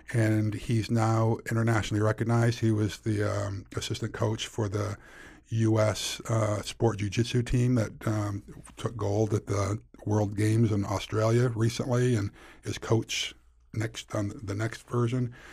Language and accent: English; Weston's Mills, New York, United States; I grew up in a real small town in rural Western New York